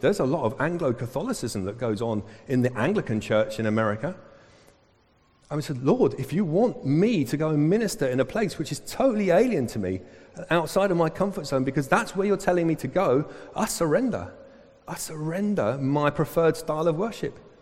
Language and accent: English; Southall, London, United Kingdom; I'm from Southall